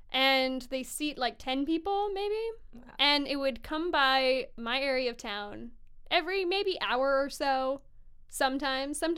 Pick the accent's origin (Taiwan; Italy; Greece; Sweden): Sweden; also born or lived in Hawaii; now in Vancouver, Canada; I'm from Sweden.